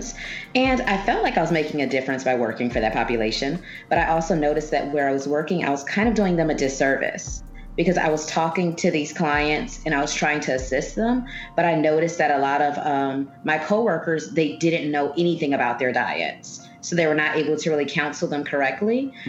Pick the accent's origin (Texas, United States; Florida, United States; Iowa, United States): Florida, United States; Miami; I was raised in Liberty City. And Liberty City in Miami is actually considered a food desert